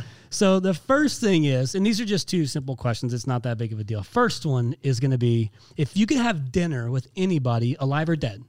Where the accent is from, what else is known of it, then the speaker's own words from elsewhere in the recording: Indiana, United States; moved away; my home state of Indiana